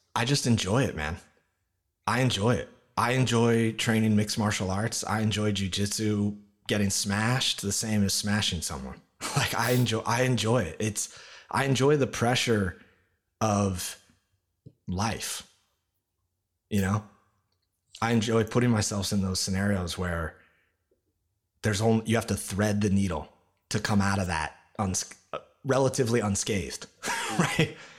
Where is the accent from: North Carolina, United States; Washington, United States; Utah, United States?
Washington, United States; Olympia; moved away as an adult; now in New York, United States; I grew up in Olympia, Washington, outside of Seattle